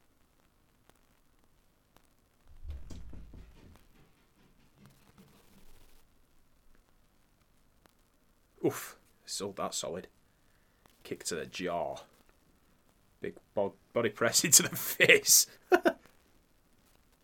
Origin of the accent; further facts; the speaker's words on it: United Kingdom; we're British